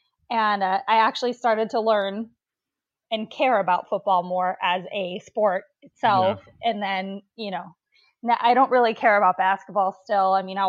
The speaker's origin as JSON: {"language": "English", "town": "Stoughton", "region": "Wisconsin", "country": "United States", "tie": "born or raised there", "also_born_or_lived": "North Carolina", "said": "I was raised in Stoughton, Wisconsin, okay. Which is about 15 miles, not even 15 miles, but about outside of Madison."}